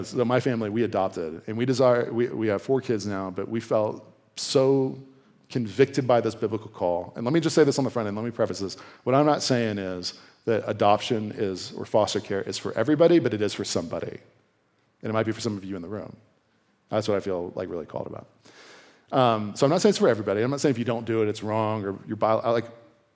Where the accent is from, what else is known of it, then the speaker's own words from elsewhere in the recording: Virginia, United States; moved away; I'm from Virginia, so sometimes we use the second person plural, y'all